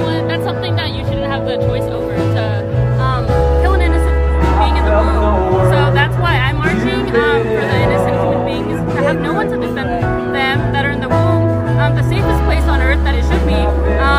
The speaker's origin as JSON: {"language": "English", "town": "Bakersfield", "region": "California", "country": "United States", "said": "We're from Bakersfield, California"}